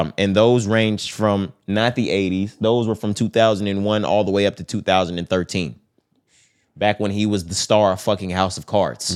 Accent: Texas, United States; we're from Texas.

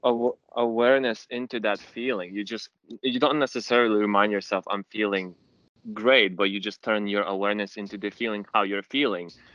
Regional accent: London, United Kingdom; I'm from London. Uh, I'm in UK right now.

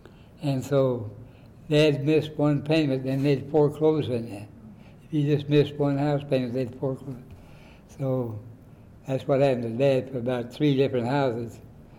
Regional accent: Independence, Kansas, United States; born or raised there; also born or lived in Osawatomie, Kansas

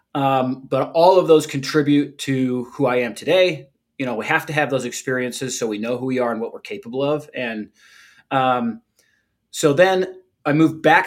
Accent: St. George, Utah, United States; I grew up in a small town, used to be a small town, uh, St. George, Utah, just outside of Zion National Park.

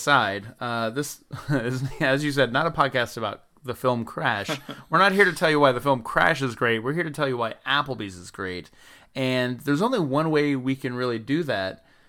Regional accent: the South, United States; Something I didn't know growing up in the South, that people are racist and racism is bad.

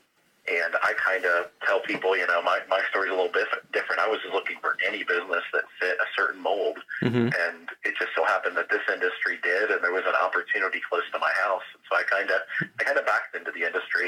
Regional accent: Flint, Michigan, United States; lived most of my childhood in my hometown of Flint, Michigan

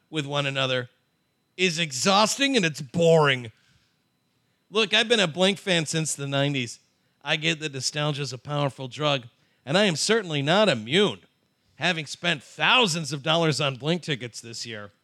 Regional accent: Chicago suburbs, Illinois, United States; I grew up in the Chicago suburbs

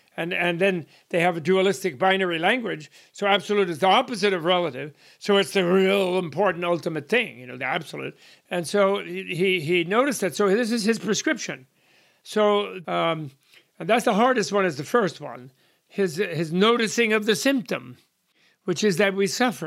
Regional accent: United States; I'm an American by birth.

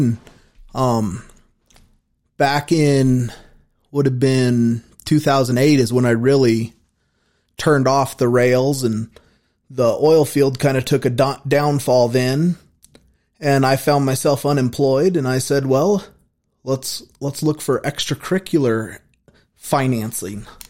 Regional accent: Casper, Wyoming, United States; also born or lived in Brookings, Oregon / Colorado; We moved to Casper when I was in the first grade

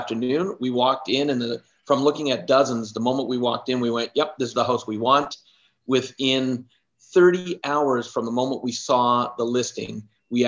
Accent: Canada; also born or lived in Alberta; I'm Canadian and I live in Alberta. And so I'm in central Alberta

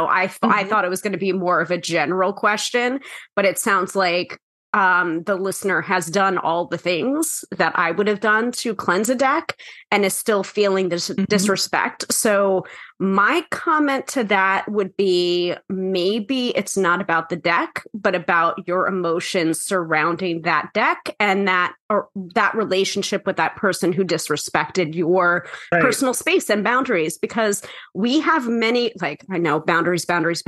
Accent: New York, United States; the New Yorker

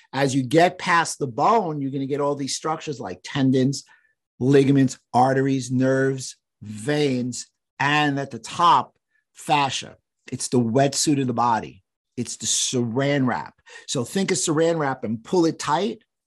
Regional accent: New York, United States; I'm from New York

